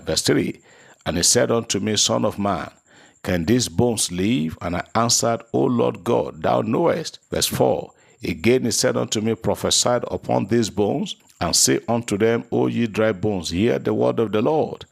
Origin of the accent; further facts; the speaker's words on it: Nigeria; as a Nigerian